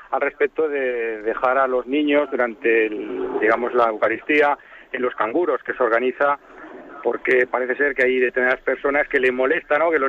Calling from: Zaragoza, Aragon, Spain; de Zaragoza.

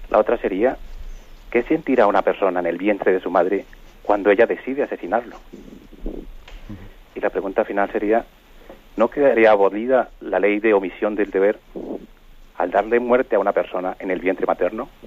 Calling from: Girona, Catalonia, Spain

